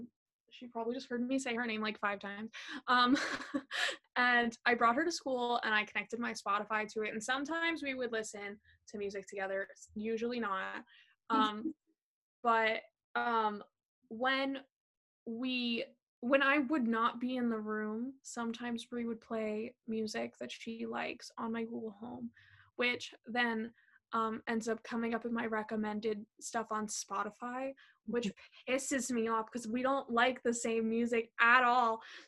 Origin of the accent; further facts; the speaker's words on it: New York, United States; I'm from Long Island, and I'm super excited to be committed to Muhlenberg as a media and communications major.